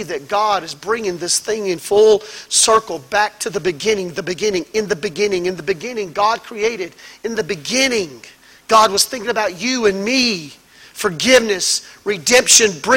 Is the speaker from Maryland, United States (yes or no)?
no; Mississippi, United States; I was raised in Mississippi, in the woods, where it's dark